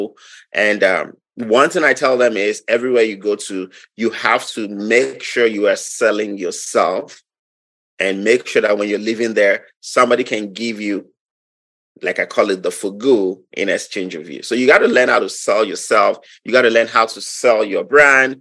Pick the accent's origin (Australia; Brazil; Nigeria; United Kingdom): Nigeria; moved away as an adult; now in Wisconsin, United States; I'm from Nigeria. I'm from Nigeria. I was born 46 years ago.